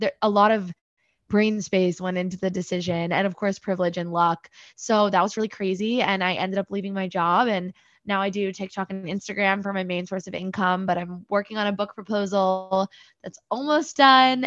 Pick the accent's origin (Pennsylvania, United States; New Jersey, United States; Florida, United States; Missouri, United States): New Jersey, United States; moved away as an adult; also born or lived in Michigan / New York; I'm originally from New Jersey. I grew up there, was born and raised in Central Jersey